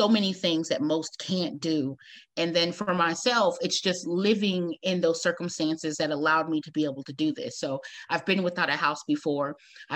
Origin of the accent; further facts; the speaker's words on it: Austin, Texas, United States; moved away as an adult; now in San Antonio, United States; I was born in Austin, Texas